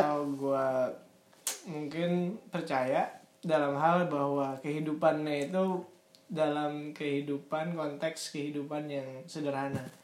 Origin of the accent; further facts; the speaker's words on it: Banjarmasin, South Kalimantan, Indonesia; gue lahir di Banjarmasin